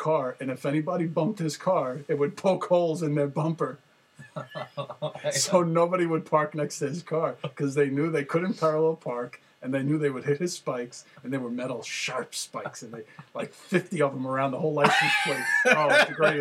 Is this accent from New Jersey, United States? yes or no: yes; Jersey City, New Jersey, United States; I grew up in Jersey City